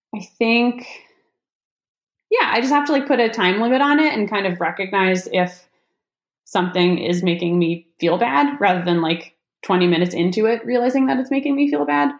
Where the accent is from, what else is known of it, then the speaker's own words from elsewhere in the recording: Massachusetts, United States; now in North Carolina, United States; I'm from Massachusetts